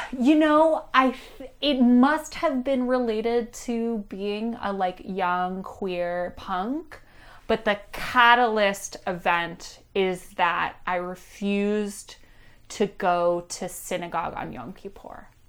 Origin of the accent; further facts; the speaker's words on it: Pittsburgh, Pennsylvania, United States; I'm from Pittsburgh, Pennsylvania. I grew up as an Orthodox Jew in Squirrel Hill